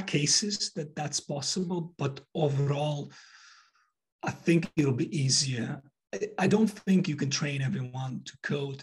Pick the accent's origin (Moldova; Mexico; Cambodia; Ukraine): Moldova; also born or lived in United States / United Kingdom; now in London, United Kingdom; I was born in Moldova